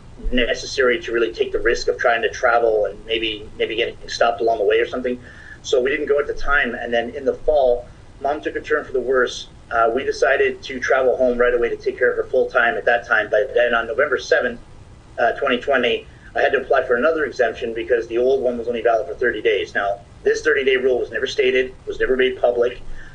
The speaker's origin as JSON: {"language": "English", "region": "Ontario", "country": "Canada", "said": "People found out we're from Ontario, they would run away from us."}